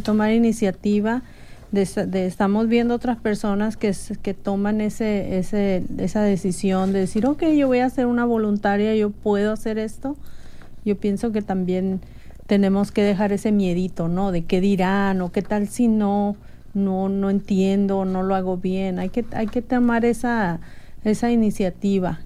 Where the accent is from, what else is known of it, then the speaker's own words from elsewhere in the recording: Mexico; now in United States; yo elegiría ser mexicana de nuevo, porque como mexicana me siento muy orgullosa de mis raíces